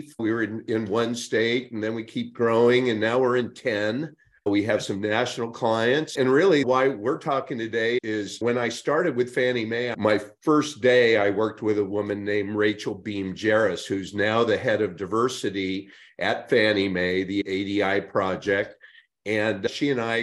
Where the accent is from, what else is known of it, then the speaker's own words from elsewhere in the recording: Northern California, United States; my friends that I grew up with in Northern California